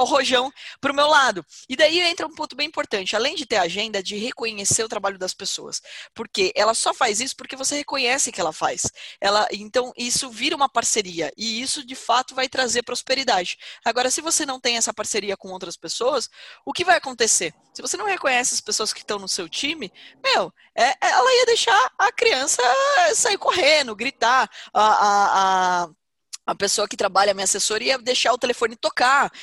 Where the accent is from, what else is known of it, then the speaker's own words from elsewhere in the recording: Porto Feliz, São Paulo, Brazil; eu não sou natural de Campinas, eu sou natural de Porto Feliz